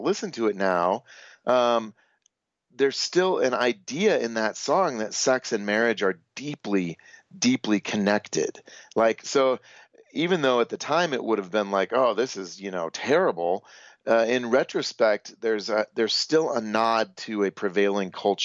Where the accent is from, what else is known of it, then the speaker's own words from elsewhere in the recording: United States; I'm American